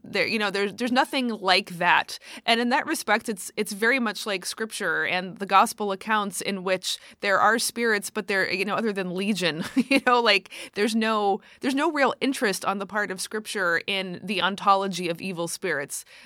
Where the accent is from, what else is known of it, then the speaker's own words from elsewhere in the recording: United States; as an American